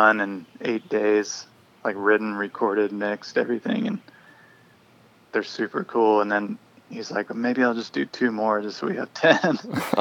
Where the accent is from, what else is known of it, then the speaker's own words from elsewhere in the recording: Greensboro, North Carolina, United States; moved away as an adult; now in Black Mountain, United States; I grew up in Greensboro, North Carolina.